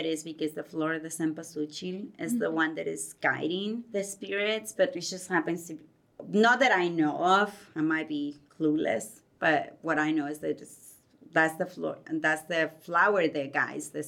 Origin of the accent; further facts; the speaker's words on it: Guerrero, Mexico; moved away; I'm from kind of like southwest a little bit of Mexico. I'm from Guerrero. That's the state